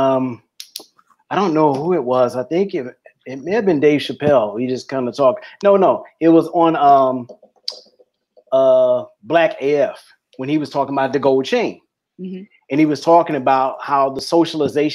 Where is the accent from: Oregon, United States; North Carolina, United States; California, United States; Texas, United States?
Texas, United States; Dallas; I'm from Dallas